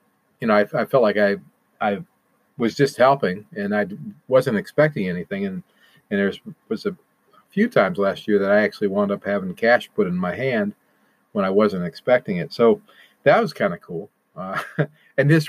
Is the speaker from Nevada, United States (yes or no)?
no; Toledo, Ohio, United States; moved away; my hometown of Toledo, Ohio